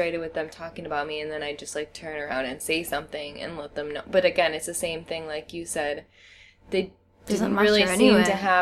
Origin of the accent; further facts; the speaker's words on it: United States; first language English; moved away; I'm American.